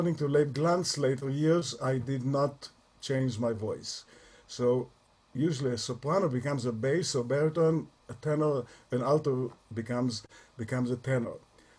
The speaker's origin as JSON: {"language": "English", "town": "Tel Aviv", "region": "Tel Aviv District", "country": "Israel", "tie": "born or raised there", "moved": "yes", "lives_now": "Toronto, Canada", "said": "I was born in 1944 in Tel Aviv, center Tel Aviv, two blocks away from Ben-Gurion's home on Shderot Ben-Gurion, Rehov Reines, which is three blocks from the sea shore. And I grew up in a very modern Orthodox family."}